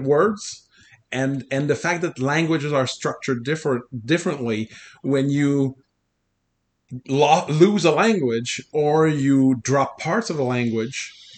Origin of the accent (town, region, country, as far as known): Canada; first language French; English is a second language